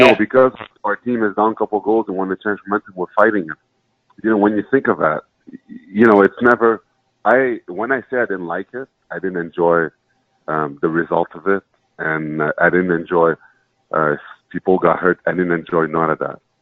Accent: Montreal, Quebec, Canada; I was born in Montreal. My parents came from Haiti to Montreal

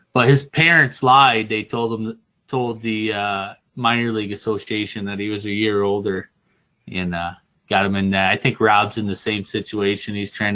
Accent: upstate New York, United States; Growing up in upstate New York, we go to Ontario, Quebec just to get fucked up

